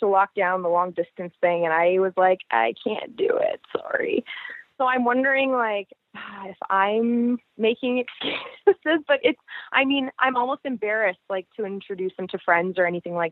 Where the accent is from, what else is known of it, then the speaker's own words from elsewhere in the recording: Canada; I'm very Canadian